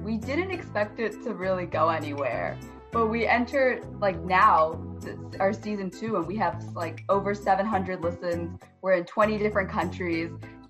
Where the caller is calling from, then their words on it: Fairfax, Virginia, United States; We are from Fairfax, Virginia, very close to DC.